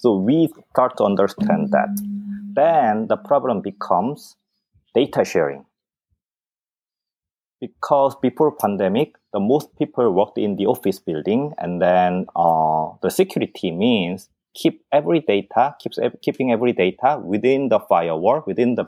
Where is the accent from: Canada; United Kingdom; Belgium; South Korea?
South Korea; moved away; I'm originally from South Korea.